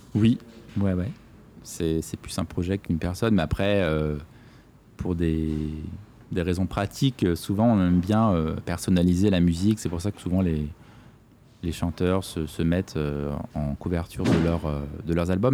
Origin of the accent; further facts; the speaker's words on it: Corsica, France; je suis né en Corse et que j'aime beaucoup cet endroit